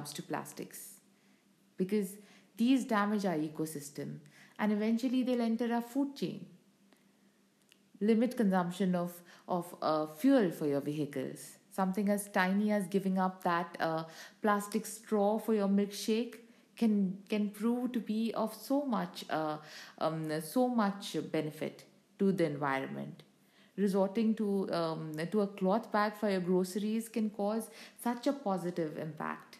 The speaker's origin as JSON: {"language": "English", "country": "India", "said": "I, like so many other Indians"}